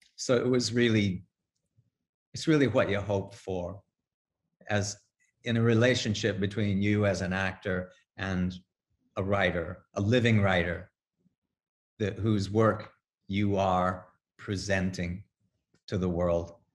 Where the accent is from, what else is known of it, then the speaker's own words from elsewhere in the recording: Midwest, United States; now in New York, United States; I'm a Midwesterner